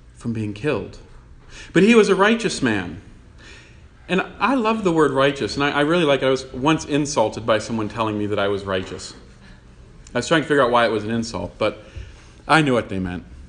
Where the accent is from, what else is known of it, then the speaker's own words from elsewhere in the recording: Newton, Massachusetts, United States; I was born in Newton